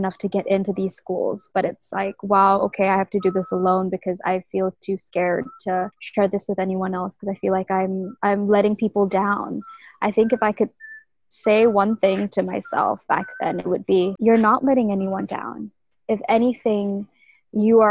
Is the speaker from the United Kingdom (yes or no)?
no; Malaysia; moved away as an adult; now in New York, United States; Being a Malaysian or being a Malay girl is definitely such a big part of who I am